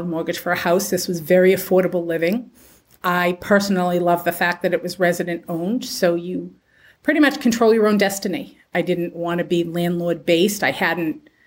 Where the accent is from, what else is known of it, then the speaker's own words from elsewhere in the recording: Massachusetts, United States; moved away as an adult; also born or lived in Pennsylvania; back in 2015, my husband and I moved back to Massachusetts from Pennsylvania. I'm originally from here